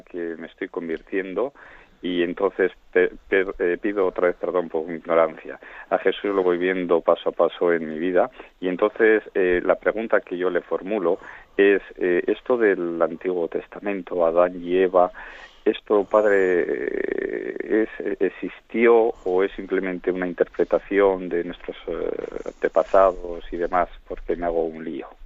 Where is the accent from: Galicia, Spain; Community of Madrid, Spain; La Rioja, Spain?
La Rioja, Spain; Soy de La Rioja